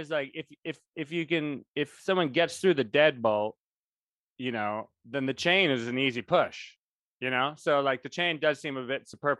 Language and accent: English; New England, United States; we don't have catfish in New England.